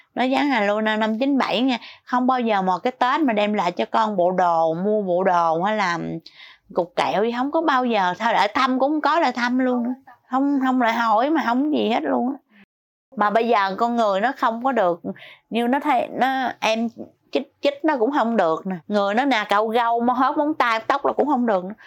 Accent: Sóc Trăng, Vietnam; now in Ho Chi Minh City, Vietnam; quê tôi ở Sóc Trăng Hồi nhỏ

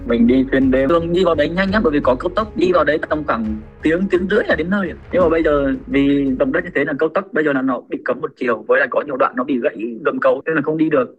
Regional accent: Vietnam; now in Japan; mình cũng là đồng bào việt nam mà dân tộc việt nam

